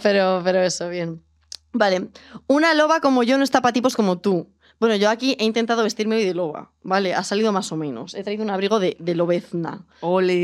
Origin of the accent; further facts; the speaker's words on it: Palencia, Castile and León, Spain; moved away; yo soy de Palencia con P